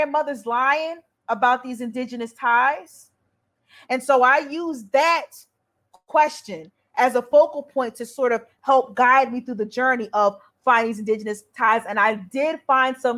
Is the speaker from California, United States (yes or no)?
no; New Jersey, United States; I'm from New Jersey.